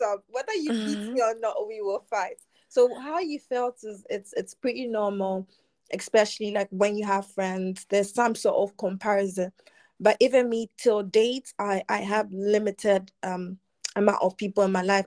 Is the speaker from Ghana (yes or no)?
yes; Ghana; born or raised there